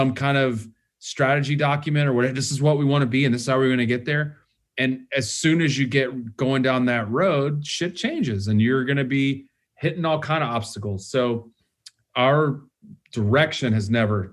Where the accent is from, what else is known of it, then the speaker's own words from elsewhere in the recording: the South, United States; now in Los Angeles, United States; I'm from the South